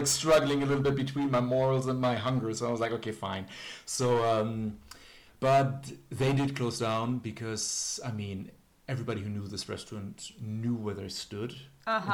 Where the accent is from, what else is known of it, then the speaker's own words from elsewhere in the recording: Germany; moved away; I was from Germany